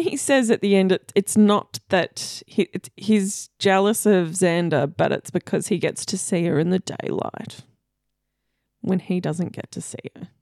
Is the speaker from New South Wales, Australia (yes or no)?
no; Victoria, Australia; we're from Victoria